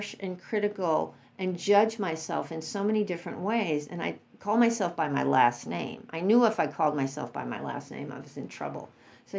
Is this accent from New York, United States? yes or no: yes; New York City, New York, United States; growing up in New York City